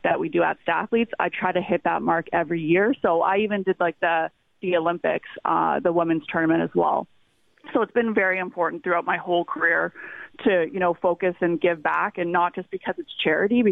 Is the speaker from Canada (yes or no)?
yes; Niagara region, Ontario, Canada; I'm actually originally from the Niagara region